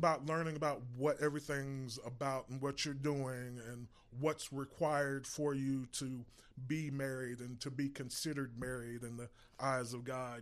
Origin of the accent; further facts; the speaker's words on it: Irving, Texas, United States; I grew up in Irving